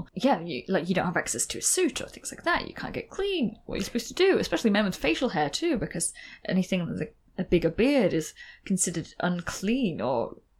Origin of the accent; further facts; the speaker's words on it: Scotland, United Kingdom; Oh, I love that there's still, like, in old cities, like here in my hometown, there's still a bathhouse.